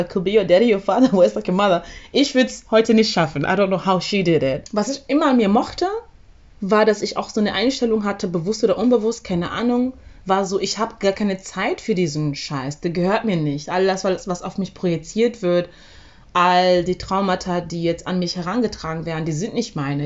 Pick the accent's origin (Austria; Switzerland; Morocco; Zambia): Zambia; moved away; ich bin ja in Sambia aufgewachsen